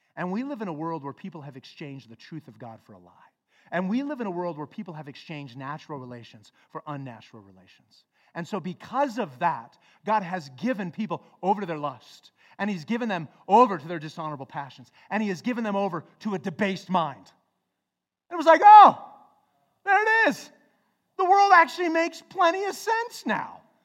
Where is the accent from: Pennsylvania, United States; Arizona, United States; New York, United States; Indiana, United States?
Arizona, United States; Flagstaff; growing up in Flagstaff